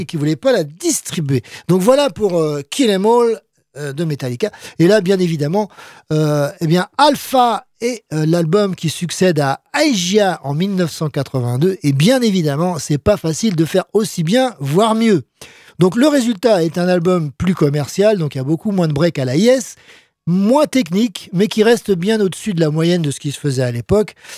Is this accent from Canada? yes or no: no; France; chez nous, en France